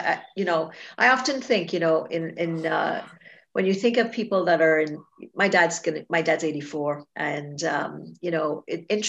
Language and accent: English; Trinidad & Tobago; moved away; I was born in Trinidad and Tobago. And so I grew up there